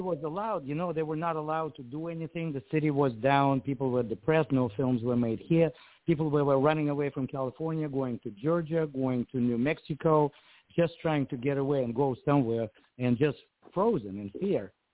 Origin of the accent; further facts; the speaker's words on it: Ukraine; now in United States; I was born and raised in Ukraine